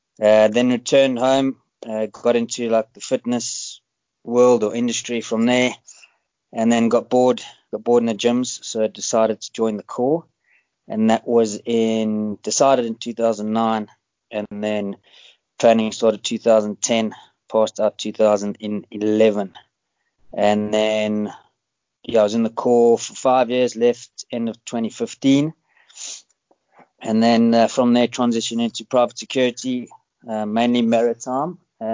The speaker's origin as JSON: {"language": "English", "town": "Johannesburg", "region": "Gauteng", "country": "South Africa", "tie": "born or raised there", "also_born_or_lived": "United Kingdom", "moved": "as an adult", "said": "born and raised in South Africa, I grew up in Johannesburg"}